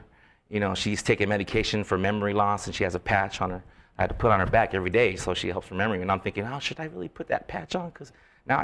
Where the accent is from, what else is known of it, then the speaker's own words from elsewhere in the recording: Philippines; Well, pretty much my family and being Filipino